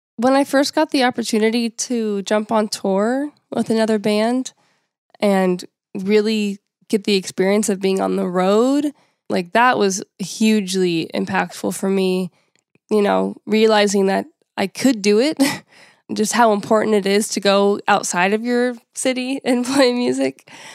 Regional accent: United States; being American

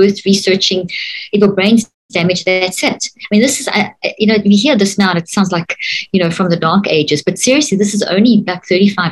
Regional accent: South Africa; growing up in South Africa, in the apartheid system

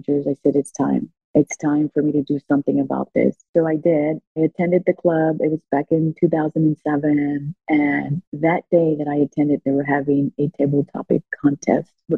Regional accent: Houston, Texas, United States; English is a second language; I was born and raised in Houston. I was raised on the east side of Houston

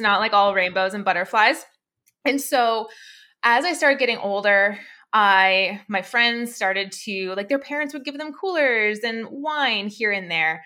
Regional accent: Alberta, Canada; I, I'm from Canada. I grew up in a place, like a province called Alberta.

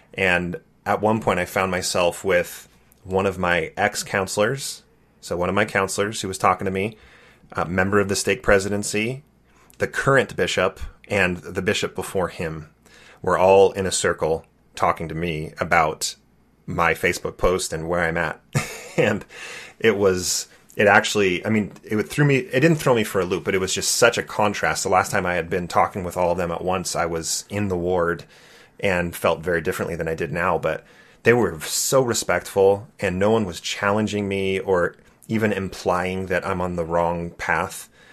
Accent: California, United States; Growing up in California, I loved being the Mormon kid

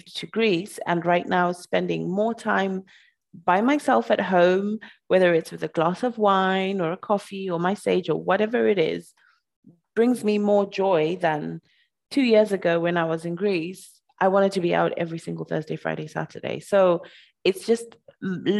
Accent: Zimbabwe; I'm from Zimbabwe

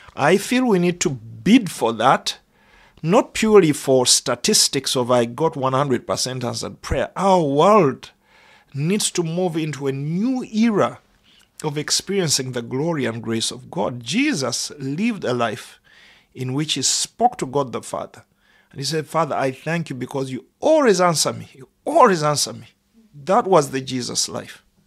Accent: United Kingdom; as British people

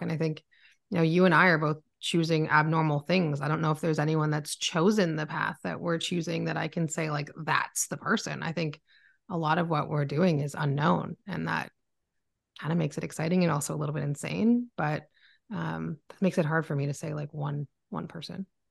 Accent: Oakville, Ontario, Canada; moved away as an adult; also born or lived in Toronto, Ontario, Canada; now in Barrie, Canada; I was born in Toronto, Ontario, Canada, um, but grew up in Oakville

